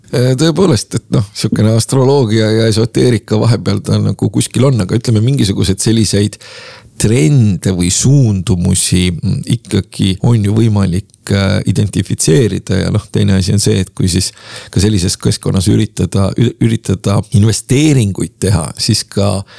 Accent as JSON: {"language": "Estonian", "town": "Tallinn", "region": "Harju County", "country": "Estonia", "said": "ma olen äh, Lasnamäelt pärit"}